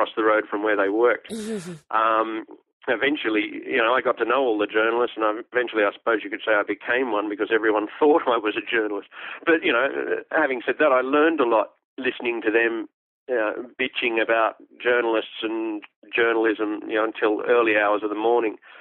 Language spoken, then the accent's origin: English; Australia; Australian history, I was really bored by it at school